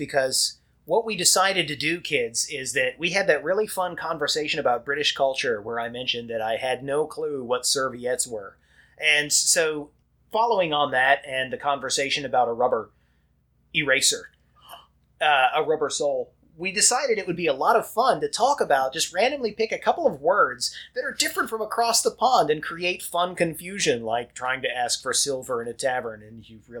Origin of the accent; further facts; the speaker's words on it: United States; I'm an American.